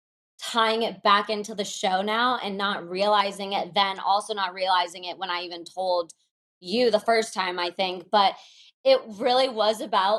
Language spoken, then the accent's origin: English; Moscow, Russia; I was born in Moscow